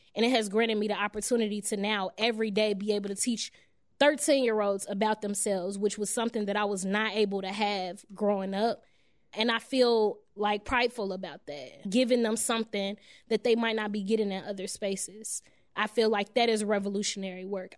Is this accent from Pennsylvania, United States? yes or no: no; Chicago, Illinois, United States; I'm actually from Englewood, 67th and Peoria.